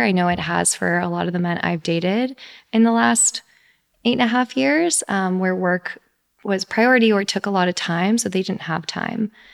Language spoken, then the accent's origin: English; Texas, United States; moved away as an adult; now in New York, United States; I grew up in Texas